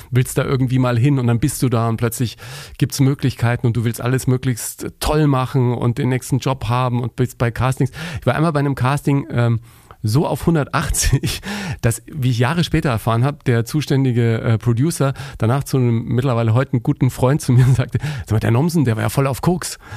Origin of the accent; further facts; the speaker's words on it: Bavaria, Germany; ich bin ja ein Kind des Bayerischen Rundfunks, ne? ich bin in Bayern groß geworden